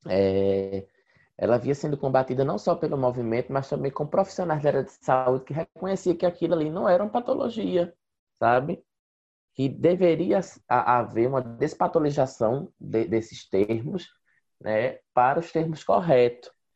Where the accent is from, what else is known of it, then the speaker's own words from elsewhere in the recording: Passira, Pernambuco, Brazil; also born or lived in Recife; eu sou do interior, eu sou de Passira, Grécia Setentrional de Pernambuco